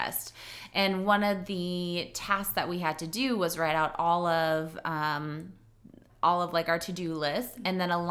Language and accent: English; Chamberlain, South Dakota, United States; moved away as an adult; now in Sioux Falls, United States; I started Chelsea's Boutique in Chamberlain, which is my hometown